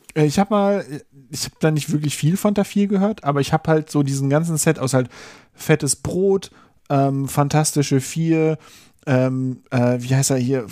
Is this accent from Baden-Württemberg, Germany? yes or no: no; Berlin, Germany; ich bin in Wilmersdorf aufgewachsen